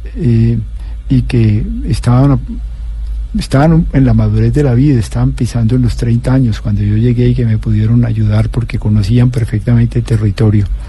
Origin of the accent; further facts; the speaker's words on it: Cali, Valle del Cauca, Colombia; moved away; also born or lived in Magdalena Medio / La Ceja, Antioquia; Yo soy de Cali